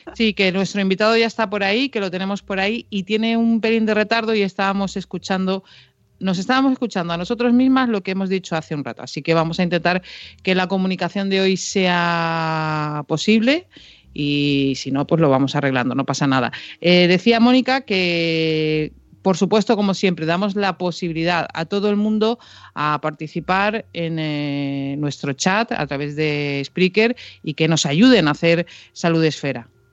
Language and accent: Spanish; Canary Islands, Spain; yo soy de Canarias